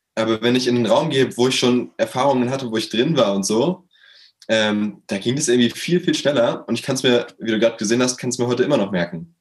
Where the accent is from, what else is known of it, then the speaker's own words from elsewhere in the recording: Berlin, Germany; Ich komme aus Berlin, äh, bin 21 Jahre alt